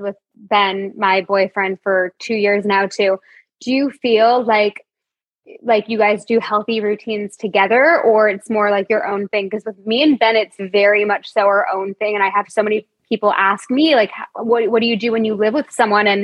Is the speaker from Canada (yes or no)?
yes; Toronto, Ontario, Canada; moved away; We are both born and raised in Toronto